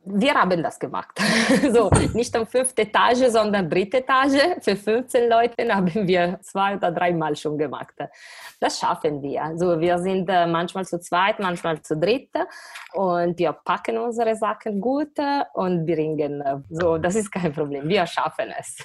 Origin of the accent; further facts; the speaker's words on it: Varese, Lombardy, Italy; German is a second language; moved away as an adult; also born or lived in Milan; now in Düsseldorf, Germany; ich komme aus Norditalien, aus Lombardei, Varese, in der Nähe von Mailand